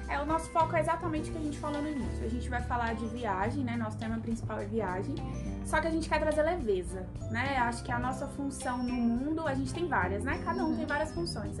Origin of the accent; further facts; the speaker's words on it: Goiânia, Goiás, Brazil; a minha família não mora em Goiânia desde que eu me entendo por gente. Então sempre foi eu e minha mãe em Goiânia.